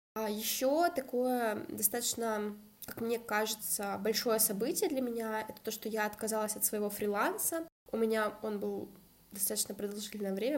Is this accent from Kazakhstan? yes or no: yes; Kazakhstan; moved away as an adult; also born or lived in Saint Petersburg, Russia; Родилась в Казахстане и переехала учиться в Петербург